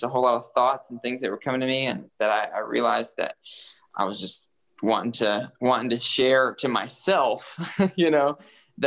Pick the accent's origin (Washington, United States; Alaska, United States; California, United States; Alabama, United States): Alabama, United States; Huntsville; also born or lived in South Africa; now in Nashville, United States; I'm from Huntsville, Alabama